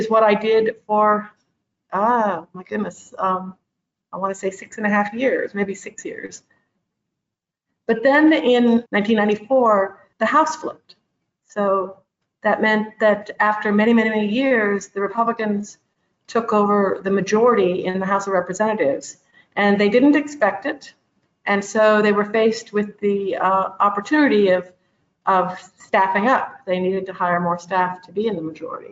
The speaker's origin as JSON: {"language": "English", "town": "Oxford", "region": "Ohio", "country": "United States", "tie": "born or raised there", "moved": "as an adult", "said": "I grew up in Oxford, Ohio, so I'm from the Midwest"}